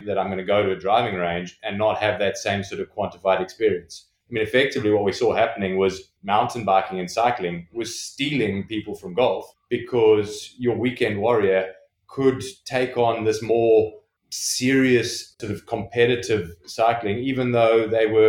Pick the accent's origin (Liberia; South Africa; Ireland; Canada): South Africa; also born or lived in Johannesburg; now in London, United Kingdom; I come from South Africa originally.